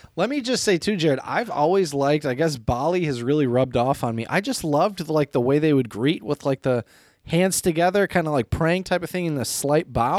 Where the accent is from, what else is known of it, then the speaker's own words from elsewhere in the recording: Midwest, United States; as a Midwesterner